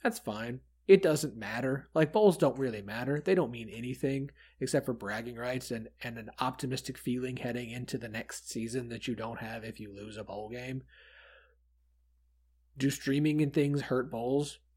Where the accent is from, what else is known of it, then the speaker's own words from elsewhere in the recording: Tulsa, Oklahoma, United States; I'm from Tulsa.